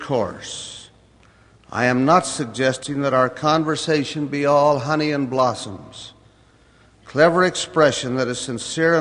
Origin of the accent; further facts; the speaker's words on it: United States; my own native land, America